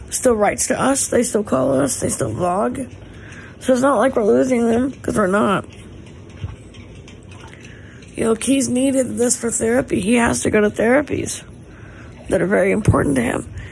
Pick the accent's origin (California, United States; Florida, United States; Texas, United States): California, United States; Malibu; I grew up here in Malibu, but I my family is originally from San Diego, but we moved to Malibu when I was like not even a day old.